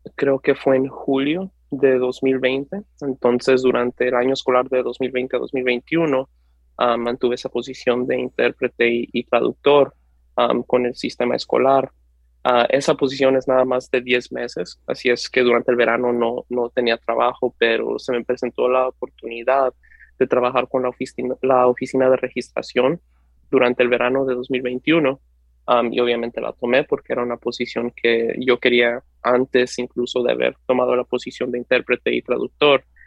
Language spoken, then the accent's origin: Spanish; Nashville, Tennessee, United States; also born or lived in Ciudad Juárez, Mexico / California; empecé la escuela, de hecho, en Tennessee, así es que toda mi educación ha sido en el sistema público, en el distrito escolar de Metro Nashville